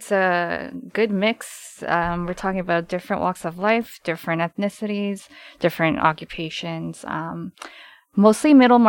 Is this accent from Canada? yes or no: yes; Canada; And I was born and raised in Canada for the most part, so.